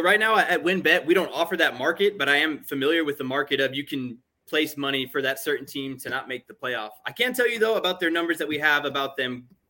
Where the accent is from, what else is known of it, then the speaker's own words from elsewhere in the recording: Oakland, California, United States; I'm born in 1992, okay. So I didn't get to witness Bo's career firsthand, but I grew up outside of Oakland. Most of my family are Raider fans.